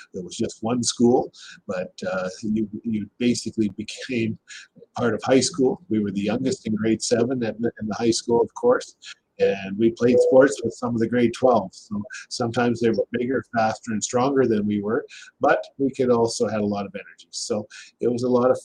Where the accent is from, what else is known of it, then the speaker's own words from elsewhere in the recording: Saskatchewan, Canada; also born or lived in Lloydminster; I was born and raised in Saskatchewan.